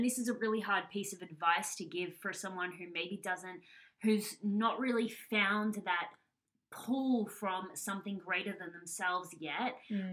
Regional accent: Australia; I'm from Australia

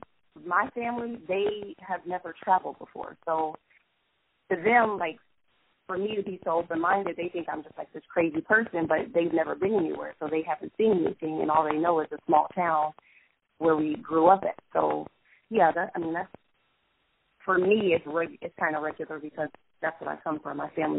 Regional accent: Middletown, Ohio, United States; also born or lived in Lebanon, Ohio; now in Dayton, United States; I have lived in Dayton for 2 years. I was born here, but I grew up in Lebanon in Middletown, Ohio.

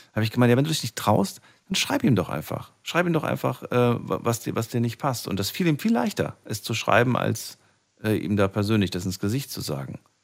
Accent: Frankfurt, Hesse, Germany; Ich bin ja groß geworden in Frankfurt

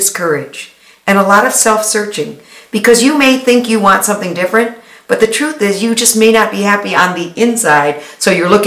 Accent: Detroit, Michigan, United States; I'm from, from Detroit, born and raised in Detroit. My parents were here. My grandparents were here.

